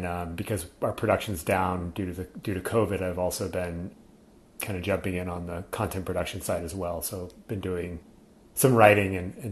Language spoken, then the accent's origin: English; California, United States; I was born in California